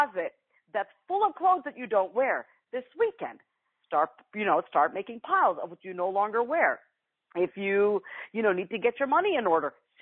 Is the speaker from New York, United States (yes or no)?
yes; New York, United States; I'm from New York, so I always say you guys, I can't help it